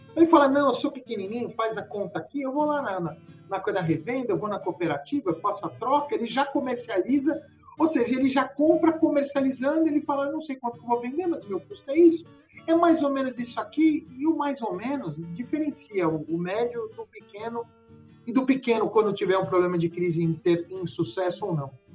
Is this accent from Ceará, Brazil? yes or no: no; São Paulo, Brazil; moved away as an adult; now in Goiás, Brazil; Eu sou paulistano, estou aqui há 11 anos